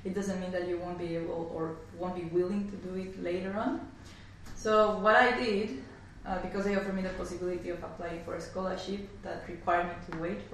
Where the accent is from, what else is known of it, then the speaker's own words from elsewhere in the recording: Mexico City, Mexico; moved away as an adult; now in Melbourne, Australia; I'm from Mexico City